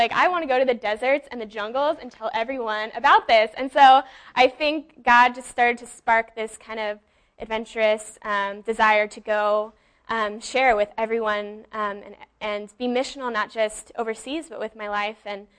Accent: the Bay Area, California, United States; moved away as an adult; now in Humboldt County, United States; like Levi said, and I'm actually from the Bay Area and a junior at Humboldt State.

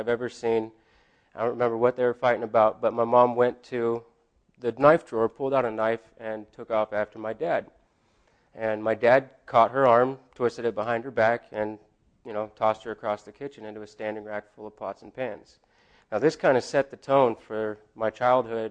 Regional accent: Blue Lake, California, United States; also born or lived in Eureka, California; I was born in Eureka, California. I grew up in Blue Lake, went to Arcata High

